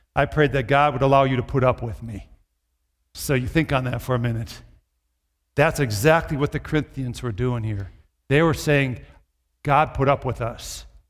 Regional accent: Brooklyn Park, Minnesota, United States; I grew up in the Twin Cities, in the suburb, Brooklyn Park.

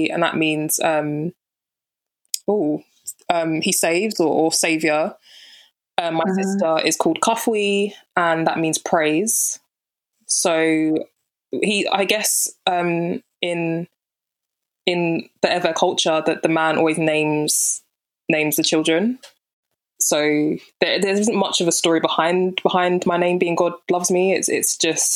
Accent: London, United Kingdom; Born and raised in London, Southeast London to be specific

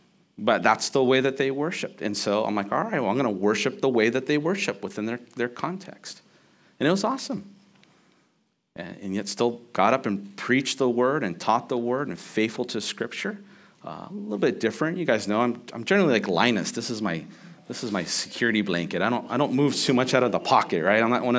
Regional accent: United States; for us as American Christians

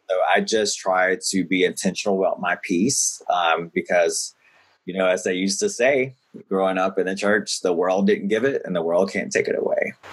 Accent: the South, United States; now in New York City, United States; growing up in the South and growing up in the church

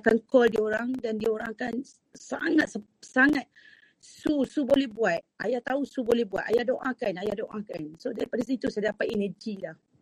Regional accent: East Coast, Malaysia; moved away as an adult; also born or lived in Terengganu; now in Kuala Lumpur, Malaysia; saya daripada Pantai Timur

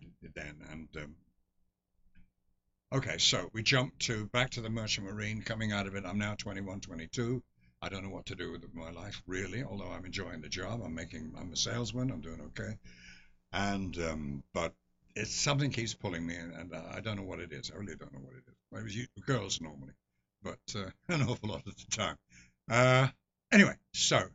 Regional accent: Dublin, Leinster, Ireland; accent: thick Irish; moved away; also born or lived in London; I was born in London, but educated in Ireland.

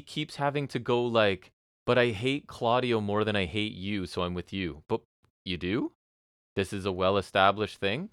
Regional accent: Canada

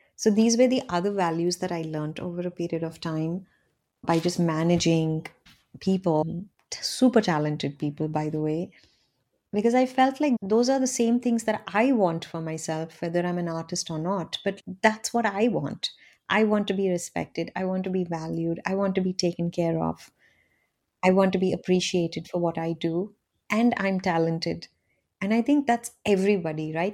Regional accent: India; born or raised there; moved away

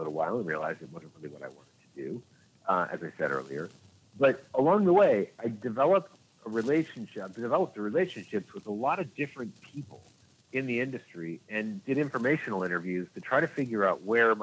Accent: Orange County, California, United States; moved away as an adult; also born or lived in Los Angeles; I grew up in Orange County, California

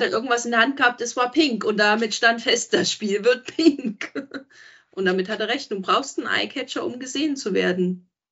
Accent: Gera, Thuringia, Germany; ich bin auch aus Thüringen. Ja, ich komme aus Gera

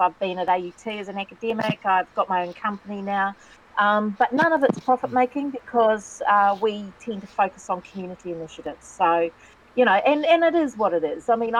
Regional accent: Waikato, New Zealand; I'm from Waikato. My iwi is Waikato, Tainui Waka. I'm from Ngāti Tahinga, which is the hapū on the west coast, which is between Raglan and Port Waikato.

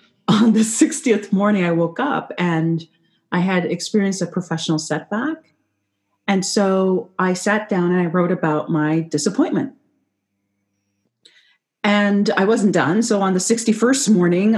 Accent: Canada; I'm not American, I'm Canadian

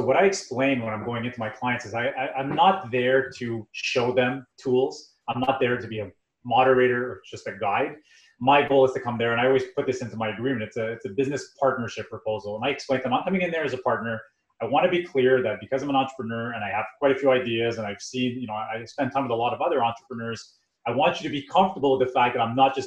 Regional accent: Montreal, Quebec, Canada; we come from Montreal, so we have a lot of French-speaking population where we live

